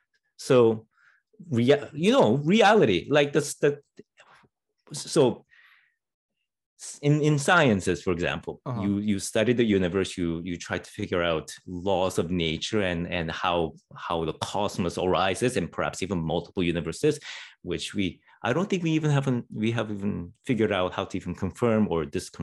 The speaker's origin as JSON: {"language": "English", "country": "Canada", "said": "I'm Canadian."}